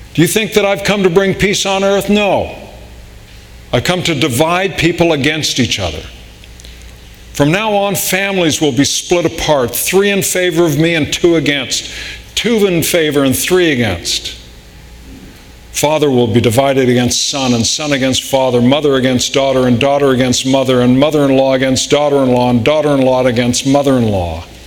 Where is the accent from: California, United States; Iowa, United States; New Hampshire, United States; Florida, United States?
California, United States; Riverside; growing up in Southern California